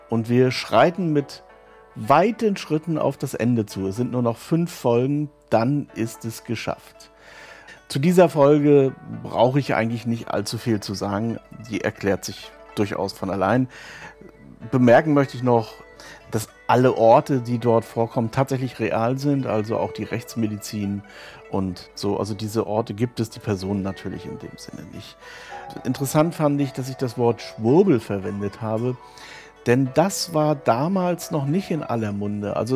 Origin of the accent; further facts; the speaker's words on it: Rostock, Mecklenburg-Vorpommern, Germany; moved away as an adult; Zu Rostock, ja, das ist ja meine Heimatstadt. Also ich bin in Rostock aufgewachsen und bin lediglich mal zum Studium kurz weg gewesen